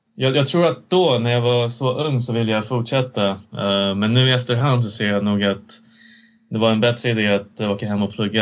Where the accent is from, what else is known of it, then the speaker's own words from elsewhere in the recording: Sweden; also born or lived in China / United States; jag växte upp i Sverige